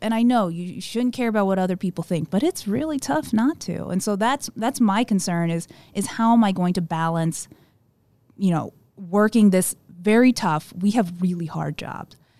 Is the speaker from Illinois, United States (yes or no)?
yes; Southern Illinois, United States; also born or lived in South Korea / Saint Louis, Missouri; he was stationed at Scott Air Force Base in Southern Illinois, where he retired, and, and I grew up in that area